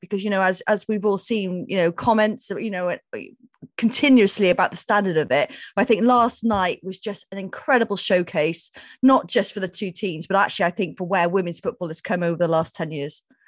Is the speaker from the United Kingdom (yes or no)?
yes; Welsh, Wales, United Kingdom; Obviously, I'm Welsh